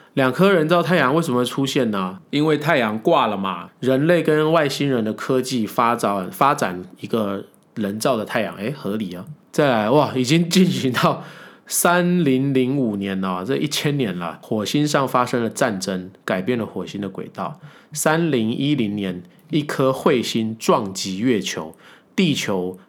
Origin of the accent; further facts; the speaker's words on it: Taiwan; 我们台湾人